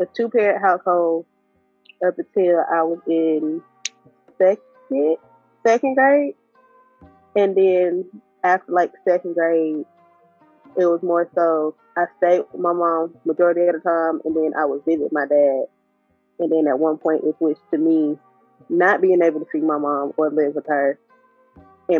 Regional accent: Atlanta, Georgia, United States; Atlanta, Georgia. But home to me, surprisingly, is not my hometown

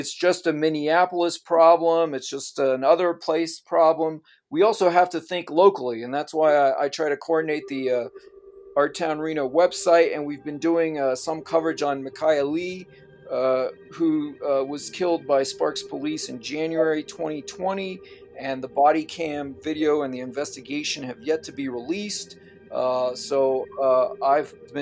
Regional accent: France; moved away; I'm originally from France, and I was educated in the French system.

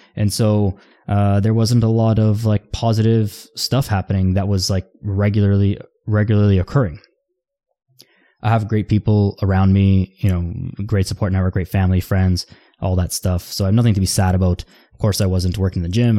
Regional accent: Toronto, Ontario, Canada; I'm from Toronto.

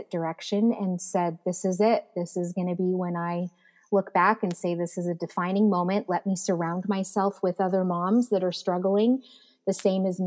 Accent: Abbotsford, British Columbia, Canada; I was born and raised in Abbotsford, BC, up in Canada

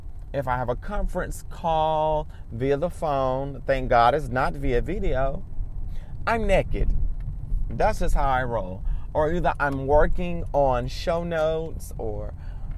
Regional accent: United States; I can only speak about American culture because I'm American

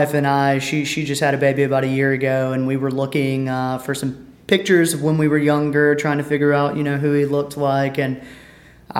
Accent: Petal, Mississippi, United States; moved away as an adult; also born or lived in Colorado / Hattiesburg, Mississippi; I'm from Petal, Mississippi, just right outside of Hattiesburg, born and raised there.

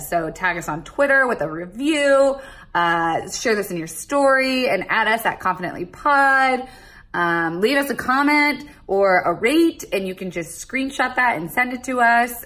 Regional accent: Florida, United States; I'm from Florida, where it's the strip club ca- capital of the uh-huh. world

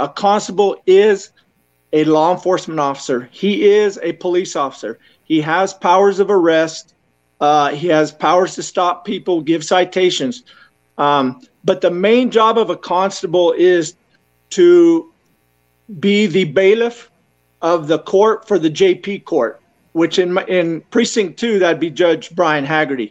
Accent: Gooding, Idaho, United States; moved away as an adult; now in El Paso, United States; I'm originally from Gooding, Idaho. That's where I was raised, and then the military brought me here.

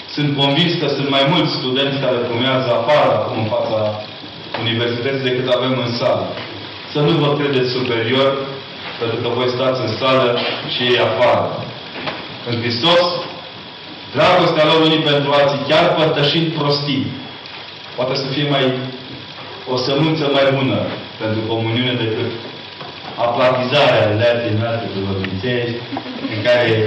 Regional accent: Transylvania, Romania; Ca ardelean

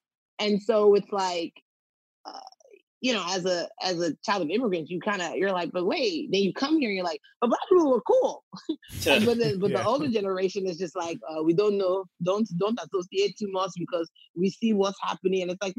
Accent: Nigeria; especially being Nigerian, we're always taught to be better than, like, whoever's our competitor.

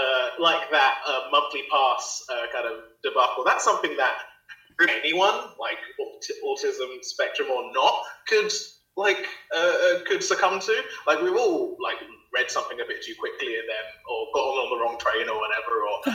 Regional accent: East of England, United Kingdom; it was happening in Finchley in like North London, and I'm coming from Essex, which is like east of London. So trying to get the trains to that when I was about, I don't know, 12, 13, 14, something like that.

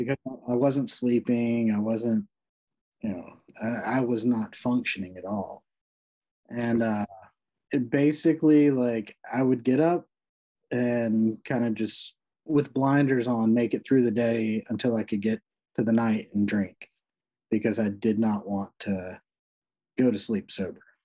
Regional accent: Rocky Mount, North Carolina, United States; also born or lived in Knightdale, North Carolina; I grew up in eastern North Carolina, Rocky Mount, uh, which is tiny little town.

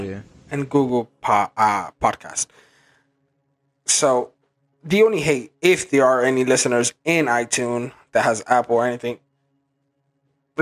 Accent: Ecuador; now in New York, United States; I am Ecuadorian. I'm from South America. I was born over there and I was brought here against my own will by my mother.

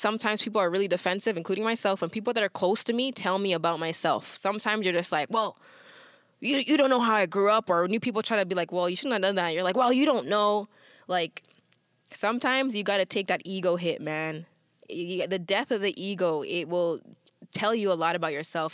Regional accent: Toronto, Ontario, Canada; growing up in Toronto, parents have migrated from other places.

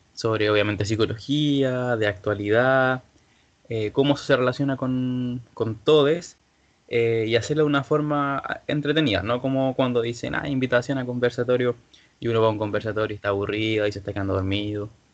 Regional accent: Villa Alemana, Valparaíso, Chile; soy de Villa Alemana

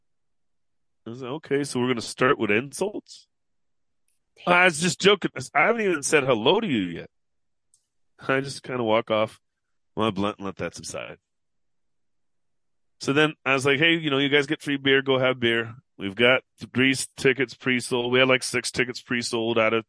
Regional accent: Seattle, Washington, United States; I'm from Seattle.

